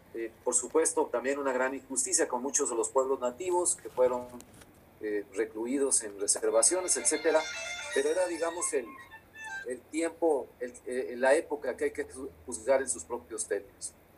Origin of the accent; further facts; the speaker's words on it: Mexico; los mexicanos, porque pues somos, somos vecinos geográficos de Estados Unidos